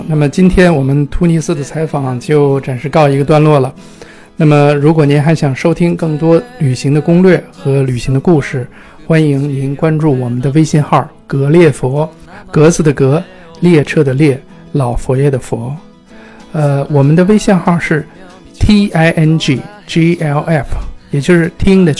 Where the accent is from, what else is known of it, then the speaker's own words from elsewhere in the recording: China; 那我们呃去往这个地方，就是对我们中国人来讲，肯定第一个事儿就得办签证，是吧？